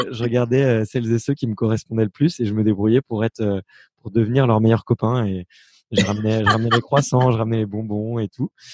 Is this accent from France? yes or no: yes; Fontenay-sous-Bois, Île-de-France, France; moi, j'ai grandi à Fontenay-sous-Bois